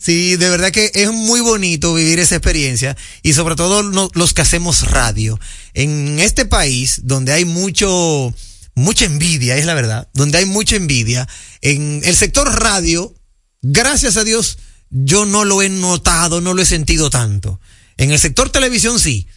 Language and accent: Spanish; Dominican Republic; nosotros los dominicanos